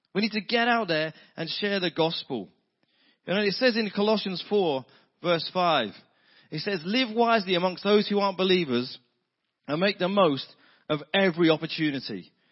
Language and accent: English; United Kingdom; I'm British